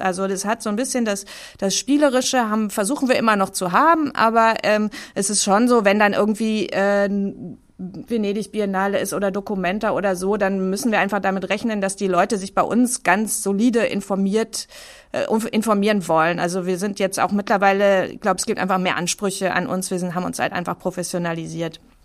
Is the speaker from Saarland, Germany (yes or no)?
no; Bochum, North Rhine-Westphalia, Germany; ich bin auch gar nicht so mit Kunst aufgewachsen, weil ich komme aus Bochum